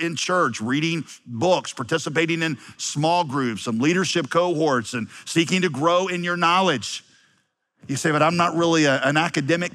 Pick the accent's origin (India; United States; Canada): United States; Wheeling, West Virginia; moved away; also born or lived in Yadkinville, North Carolina; I'm from Wheeling, West Virginia